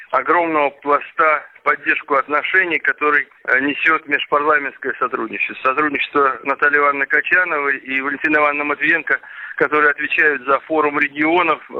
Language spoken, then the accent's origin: Russian; Russia